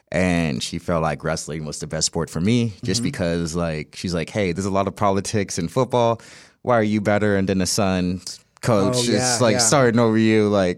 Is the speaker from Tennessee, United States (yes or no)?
no; St. Louis, Missouri, United States; born there; So like I was born in St. Louis, Missouri, and then my mom decided to move to California